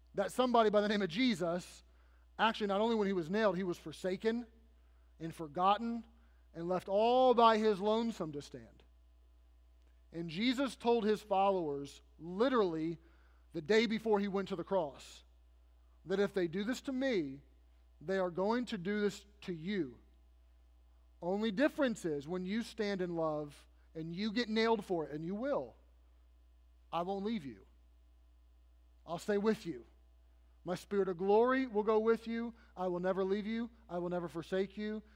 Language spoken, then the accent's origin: English; United States; I am an American